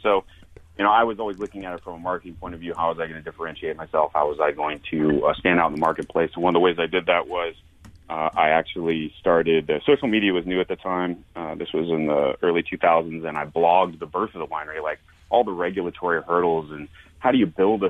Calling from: Coeur d'Alene, Idaho, United States; I'm up in northern Idaho, North Idaho, Coeur d'Alene area.

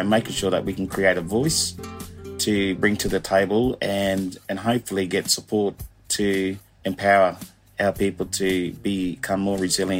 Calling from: Townsville, Queensland, Australia; Great to be here and joining you from the Townsville region up in North Queensland.

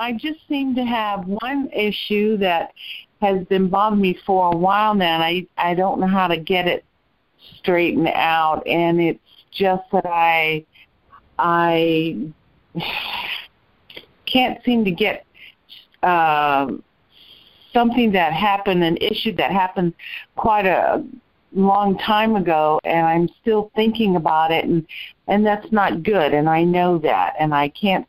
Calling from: Tampa, Florida, United States; from Tampa.

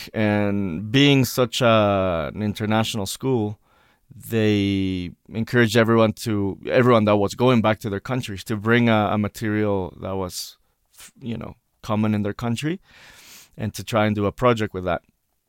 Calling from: Mexico City, Mexico; Yeah, I'm zooming in from Mexico City.

